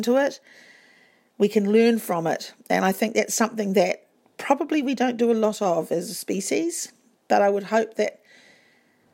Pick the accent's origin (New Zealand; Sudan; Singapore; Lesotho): New Zealand; Whakatane, Bay of Plenty; We grew up in Whakatane